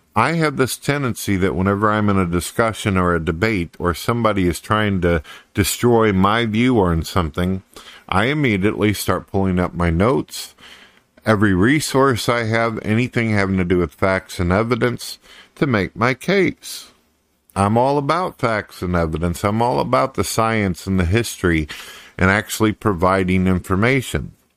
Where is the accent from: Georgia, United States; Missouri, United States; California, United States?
Missouri, United States; St. Louis; I was born and raised in Saint Louis, Missouri, and then I moved off into the country